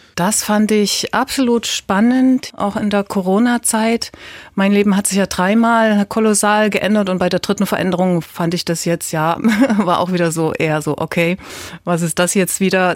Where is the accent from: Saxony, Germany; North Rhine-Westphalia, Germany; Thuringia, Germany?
Saxony, Germany; Leipzig; ich bin ja aus Leipzig